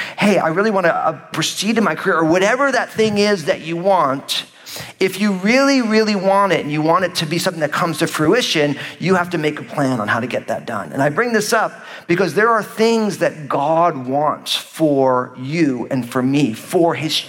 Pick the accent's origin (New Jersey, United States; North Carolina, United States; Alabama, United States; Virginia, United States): New Jersey, United States; moved away; I was living in New Jersey, my home state at the time